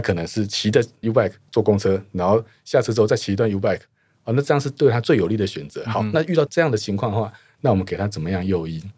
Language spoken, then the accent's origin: Chinese; Taoyuan, Taiwan; 我在桃园长大，我们家在桃园时代的